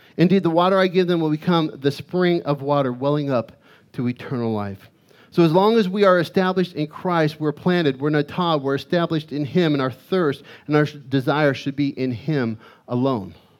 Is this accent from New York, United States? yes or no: no; Arizona, United States; growing up in Arizona, we, we would get these dust storms